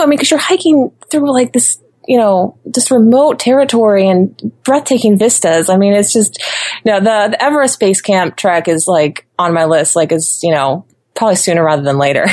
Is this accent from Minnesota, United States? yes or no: no; Ohio, United States; moved away as an adult; also born or lived in Florida; I spent my whole life growing up in Ohio